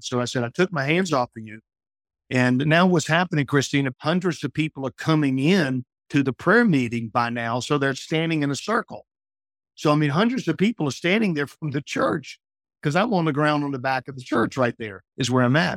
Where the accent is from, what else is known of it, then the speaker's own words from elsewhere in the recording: New Orleans, Louisiana, United States; I'm from Louisiana where they have tornadoes and hurricanes down in South Louisiana